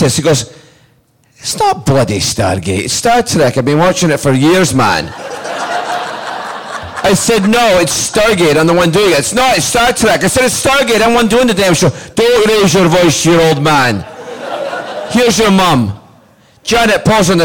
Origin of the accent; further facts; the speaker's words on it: Scotland, United Kingdom; I was born in Scotland.